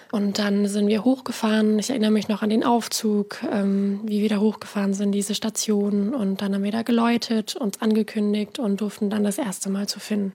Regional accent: near Freiburg, Baden-Württemberg, Germany; moved away as an adult; also born or lived in Bavaria; Ich bin eben in Sechsau aufgewachsen, in einem Dorf, bin dann, um meine Ausbildung zu machen, eben nach Bayern gezogen

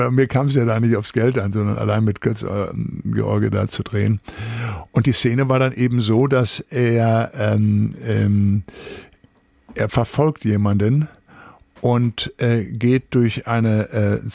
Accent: Recklinghausen, North Rhine-Westphalia, Germany; ich bin im Arbeiterviertel Recklinghausen Süd groß geworden.

